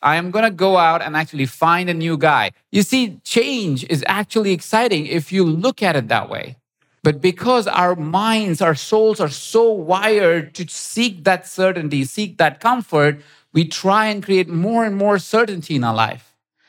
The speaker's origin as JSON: {"language": "English", "country": "India", "said": "as you may have noticed, I'm Indian. So I need spices and everything."}